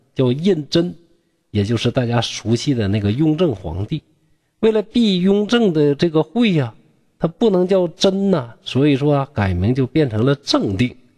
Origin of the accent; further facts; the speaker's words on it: Shenyang, Liaoning, China; 我家乡啊，这个沈阳